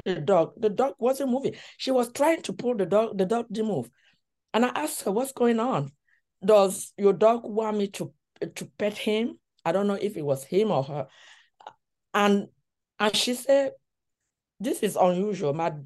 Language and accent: English; Cameroon; moved away as an adult; now in United States; I was born in Cameroon and I grew up here. So I have been in the US for 30 years